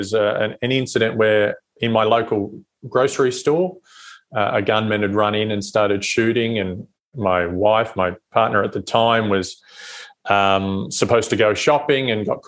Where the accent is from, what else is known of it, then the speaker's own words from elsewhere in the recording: Australia; moved away as an adult; now in United States; as an Australian